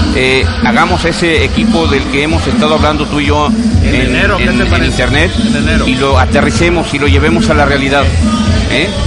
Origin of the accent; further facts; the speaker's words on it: Jalisco, Mexico; como mexicano, como eh, jalisciense, como periodista